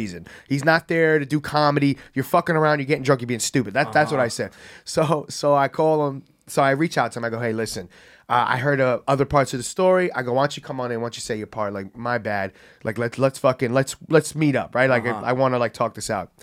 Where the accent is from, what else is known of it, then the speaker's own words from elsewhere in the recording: New York City, New York, United States; I'm, like, a happy gay kid from the Bronx